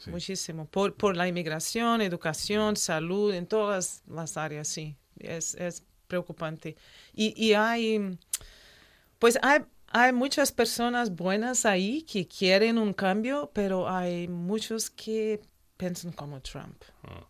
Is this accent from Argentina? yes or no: no; Santa Catarina, Brazil; Spanish is a second language; also born or lived in New Mexico, United States; now in Oviedo, Spain; Yo soy de Brasil, del mm. sur de Brasil, Santa Catarina